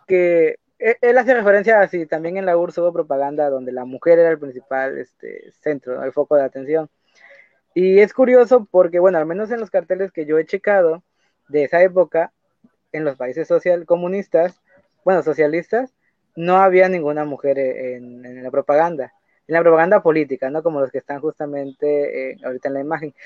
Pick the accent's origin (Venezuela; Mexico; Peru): Mexico; somos mexicanos